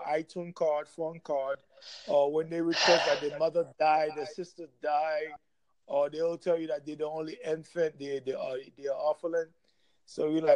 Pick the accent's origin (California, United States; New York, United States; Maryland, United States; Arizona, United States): New York, United States; New York City; I grew up in New York City